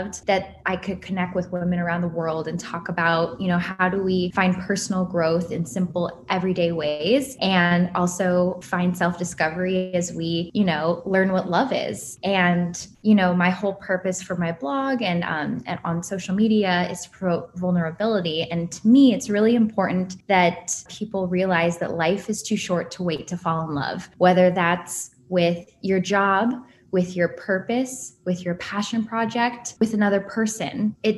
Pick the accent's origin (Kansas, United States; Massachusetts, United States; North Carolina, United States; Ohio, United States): Ohio, United States; Cleveland; now in Brooklyn, United States; So I am originally from Cleveland, Ohio, but I moved around a bit growing up, went to BC, Boston College, studied marketing, and then somehow ended up in New York City when I never thought I would.